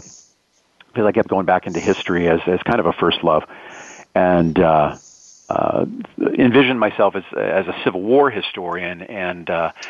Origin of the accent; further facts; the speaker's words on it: Erie, Pennsylvania, United States; moved away; I'm from Erie, Pennsylvania, originally, right on Lake Erie.